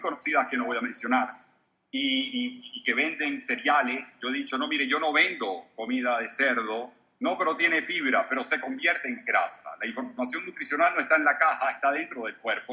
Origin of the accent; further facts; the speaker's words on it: Venezuela; moved away; La cadena más importante de radio en mi país estaba feliz de tenerme